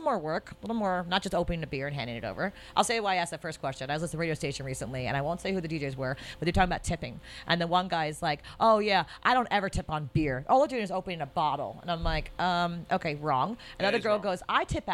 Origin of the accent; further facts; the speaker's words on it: United States; I'm American